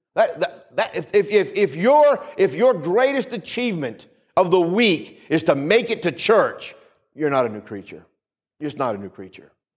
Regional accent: New England, United States; where I grew up in New England

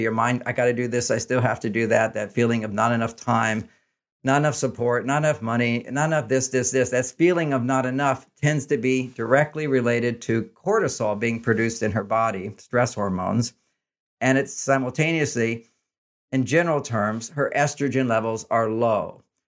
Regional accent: Texas, United States; And I grew up in Texas.

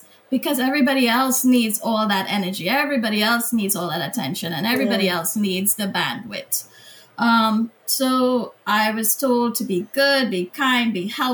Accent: Piparo, Trinidad & Tobago; now in United States; I grew up in a very small rural village in Trinidad, Piparo

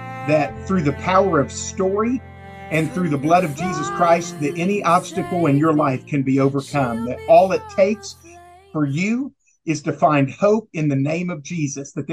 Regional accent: Huntsville, Alabama, United States; I grew up in Huntsville, Alabama

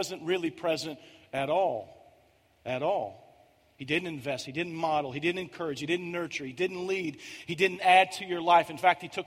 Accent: Kentucky, United States; moved away; I'm from Kentucky

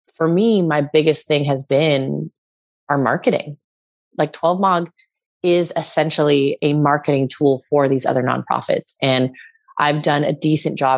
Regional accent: California, United States; moved away as an adult; also born or lived in New York; I'm back in my hometown

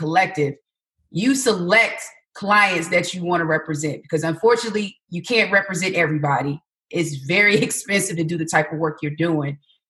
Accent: Atlanta, Georgia, United States; I'm from Atlanta

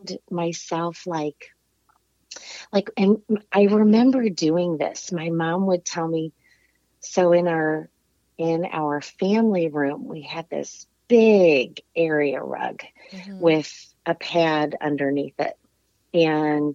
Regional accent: St. Louis, Missouri, United States; Born and raised in St. Louis

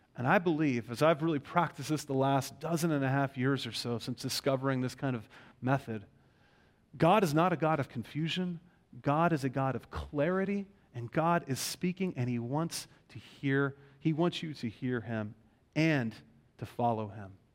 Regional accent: Western Pennsylvania, United States; also born or lived in Pittsburgh; a kind of civil religious context is where I grew up in Western Pennsylvania.

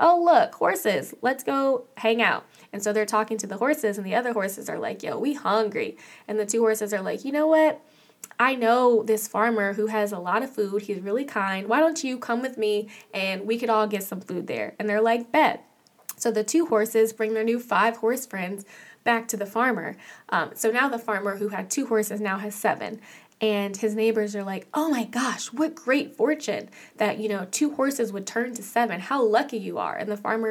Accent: Manassas, Virginia, United States; moved away as an adult; now in Los Angeles, United States; I'm from Manassas, Virginia

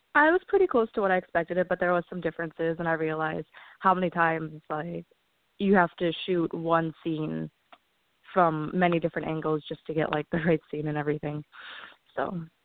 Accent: Stillwater, Minnesota, United States; So I grew up in Stillwater, Minnesota with five brothers and two sisters

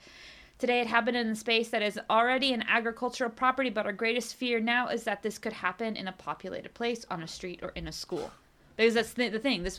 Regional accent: United States; now in Chile; I am an American

